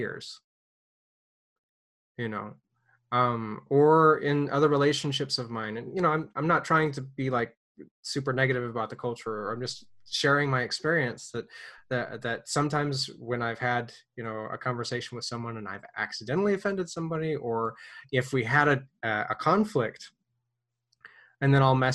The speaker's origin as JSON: {"language": "English", "country": "United States", "moved": "as an adult", "lives_now": "Ukraine", "said": "I'm an American"}